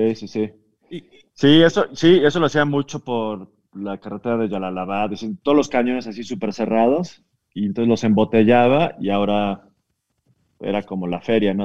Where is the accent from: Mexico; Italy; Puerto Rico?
Mexico; De México